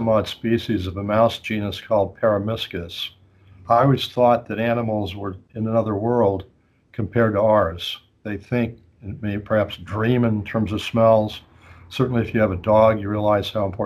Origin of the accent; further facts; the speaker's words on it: Colorado, United States; moved away as an adult; also born or lived in Spokane, Washington; now in Philadelphia, United States; I grew up in Colorado